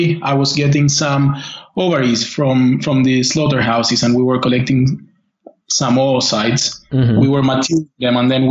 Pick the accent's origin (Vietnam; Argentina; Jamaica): Argentina; moved away as an adult; also born or lived in Buenos Aires; now in United Kingdom; I'm from Argentina